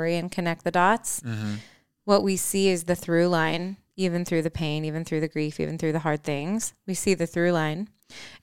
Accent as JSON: {"language": "English", "region": "Midwest", "country": "United States", "accent": "Midwest", "said": "my Midwest accent"}